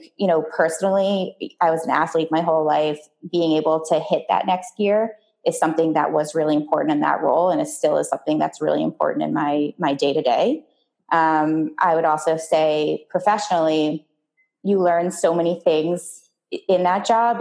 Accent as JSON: {"language": "English", "town": "River Vale", "region": "New Jersey", "country": "United States", "tie": "born or raised there", "said": "I grew up in a tiny town outside of New York City in the suburbs. It was called Rivervale, New Jersey"}